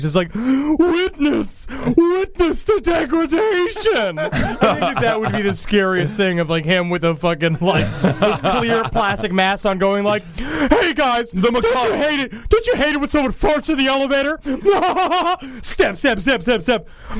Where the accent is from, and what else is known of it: Tampa, Florida, United States